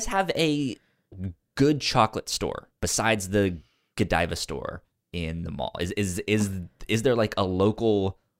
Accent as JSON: {"language": "English", "region": "Virginia", "country": "United States", "tie": "born or raised there", "said": "So I grew up in Northern Virginia."}